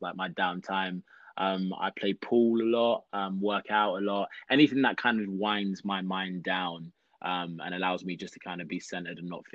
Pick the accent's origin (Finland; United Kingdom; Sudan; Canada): United Kingdom; London; moved away as an adult; now in Los Angeles, United States; I am from London, born and raised in London, South London. And I'm now living